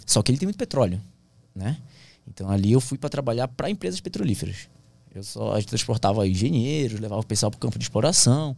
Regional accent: Santarém, Pará, Brazil; moved away as an adult; also born or lived in Brasília / Bragança Paulista; Santarém, minha cidade natal

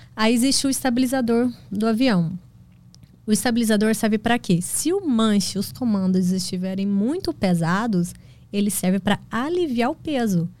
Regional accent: Goiás, Brazil; also born or lived in Goiânia / Mozarlândia; Eu nasci em Goiânia e morei na fazenda no interior de Goiás, lá, município de Mozarlândia, até os três anos de idade

